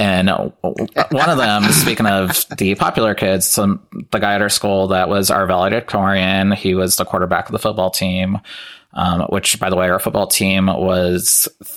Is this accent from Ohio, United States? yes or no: yes; Lima, Ohio, United States; moved away as an adult; I don't live in Lima anymore, which is where I'm from. So about 2 hours away.